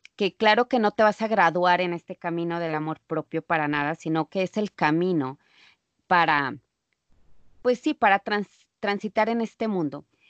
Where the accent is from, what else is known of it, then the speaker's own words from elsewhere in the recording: Mexico; moved away as an adult; now in United States; ejercía cuando vivía en México